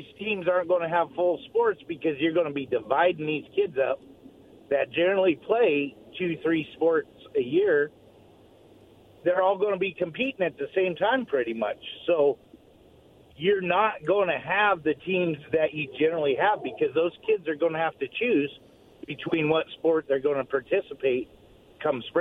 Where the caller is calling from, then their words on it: Walla Walla, Washington, United States; This is …. I'm from Walla Walla.